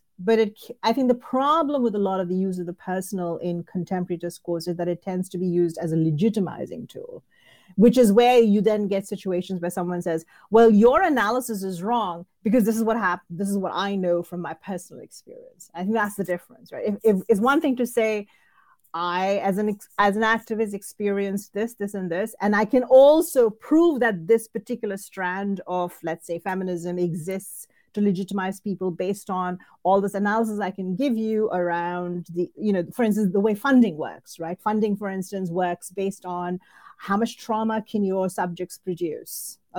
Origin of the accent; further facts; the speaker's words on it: Indiana, United States; I mean, I'm quote unquote from Indiana, and there are, you know, entire towns built on the labor and the economy provided, you know, encouraged by immigrant workers.